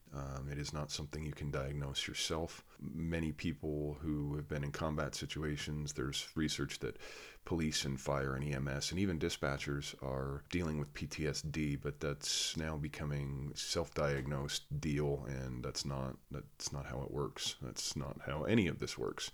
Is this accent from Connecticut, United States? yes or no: yes; Connecticut, United States; I grew up in Connecticut, in New England, typically liberal